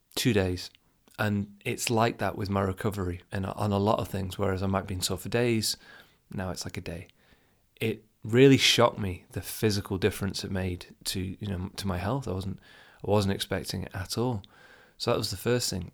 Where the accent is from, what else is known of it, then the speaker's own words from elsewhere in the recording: United Kingdom; being from the U K, I'm not from Asia